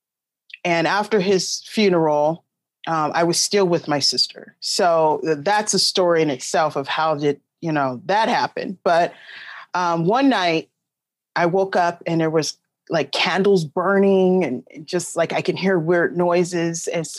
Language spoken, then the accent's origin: English; Long Beach, California, United States; I'm from Long Beach, California